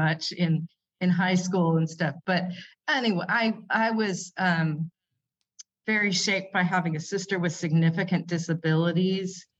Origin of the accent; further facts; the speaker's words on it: San Jose, California, United States; moved away as an adult; now in Kuala Lumpur, Malaysia; I grew up in California, in I sometimes say San Jose before it was Silicon